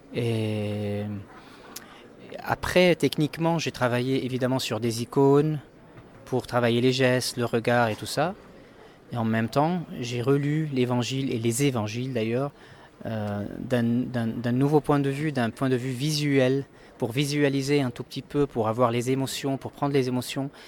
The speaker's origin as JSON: {"language": "French", "country": "Lebanon", "tie": "born or raised there", "said": "j'ai grandi au Liban, je suis né au Liban"}